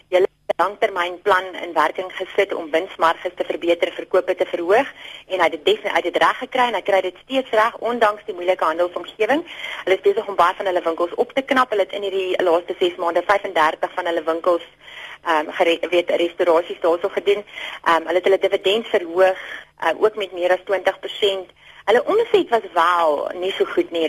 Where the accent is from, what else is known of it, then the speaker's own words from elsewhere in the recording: South Africa; ons as as Suid-Afrikaners